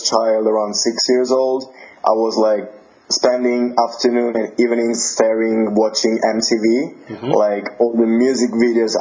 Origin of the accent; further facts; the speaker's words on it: Naples, Campania, Italy; English is a second language; now in England; I'm from Italy. I'm from Naples, which is just in the south of Italy.